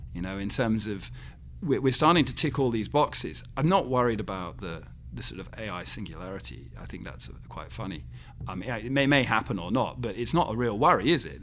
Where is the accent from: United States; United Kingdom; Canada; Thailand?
United Kingdom; England; as an Englishman